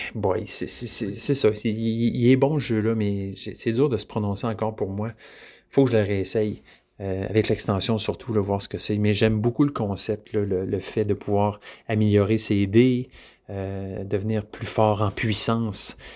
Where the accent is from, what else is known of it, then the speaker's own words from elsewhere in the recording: Quebec, Canada; je suis un Québécois